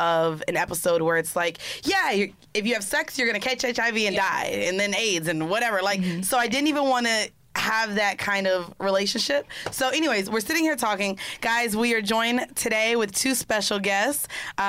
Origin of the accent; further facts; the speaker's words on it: Orlando, Florida, United States; I'm from Florida.